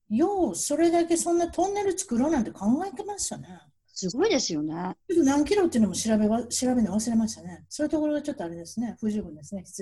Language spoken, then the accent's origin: Japanese; Hachinohe, Aomori, Japan; moved away; 青森県の八戸市です。